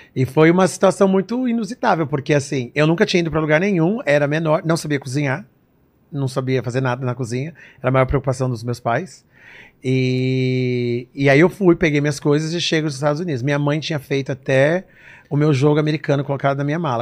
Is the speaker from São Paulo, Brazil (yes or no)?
yes; São Paulo, Brazil; moved away as an adult; also born or lived in New Jersey; eu nasci no Brasil, assim aqui em São Paulo